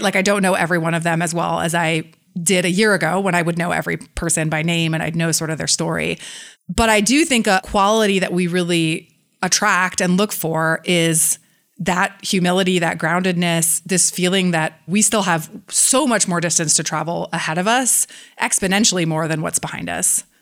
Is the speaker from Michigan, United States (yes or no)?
no; San Francisco, California, United States; close friends that I grew up with in San Francisco